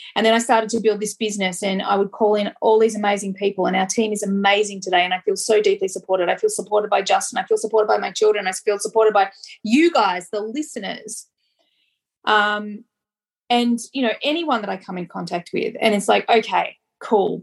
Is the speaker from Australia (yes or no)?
yes; Australia; I'm Australian